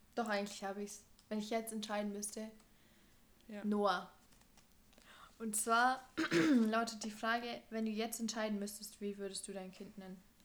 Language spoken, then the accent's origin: German; Germany; wir in Deutschland aufgewachsen